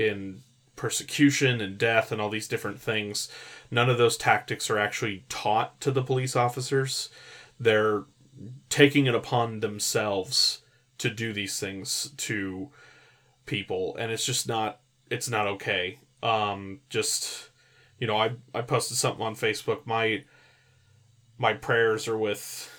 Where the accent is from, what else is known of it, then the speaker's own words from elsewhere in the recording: California, United States; I was raised in California